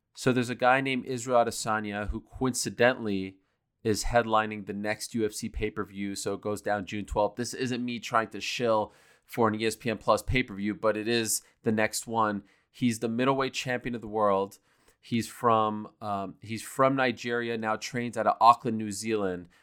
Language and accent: English; Montreal, Quebec, Canada; moved away; I grew up in Montreal